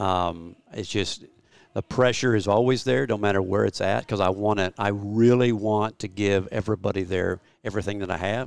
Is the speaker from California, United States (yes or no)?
no; Oklahoma, United States; I'm a flatlander from Oklahoma